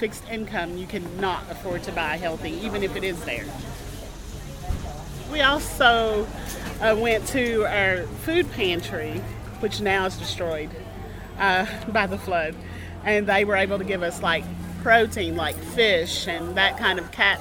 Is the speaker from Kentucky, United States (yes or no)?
yes; Knott County, Kentucky, United States; now in Letcher County, Kentucky, United States; I currently live here in Letcher County in Craft Collie, and I'm originally from Knott County